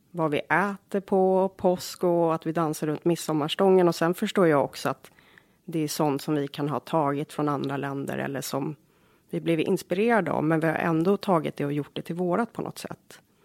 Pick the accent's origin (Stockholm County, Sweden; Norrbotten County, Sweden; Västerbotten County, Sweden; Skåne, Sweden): Stockholm County, Sweden; Jordbro; also born or lived in Australia / Bromma; now in Järfälla, Sweden; jag växte upp i Jordbro. Det är en förort söder om Stockholm